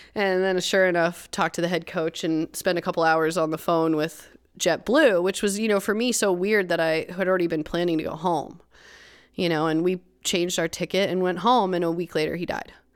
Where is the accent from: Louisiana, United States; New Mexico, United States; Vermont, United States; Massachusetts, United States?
Vermont, United States; Warren; moved away as an adult; also born or lived in Burlington, Vermont / Crested Butte, Colorado / California; now in Waterbury Center, United States; I was born in Burlington, but I grew up in East Warren, so Sugar Bush